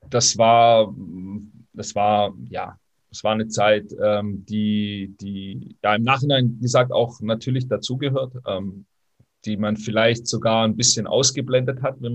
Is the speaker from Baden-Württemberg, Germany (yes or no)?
yes; Baden-Württemberg, Germany; also born or lived in Italy; ich als Italiener auch nicht richtig groß geworden bin oder als Italo, als Italo-Schwabe nicht richtig groß geworden bin